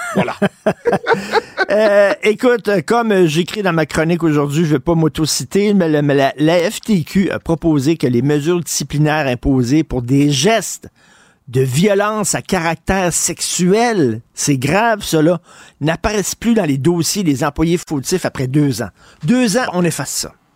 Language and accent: French; Montreal, Quebec, Canada; moi, j'ai grandi à Verdun, je viens de Verdun